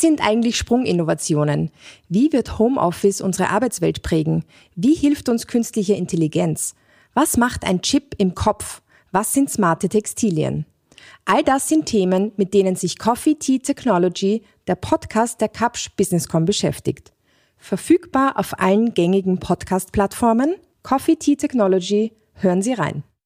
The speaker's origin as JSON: {"language": "German", "country": "Switzerland", "said": "Ich komme aus der Schweiz"}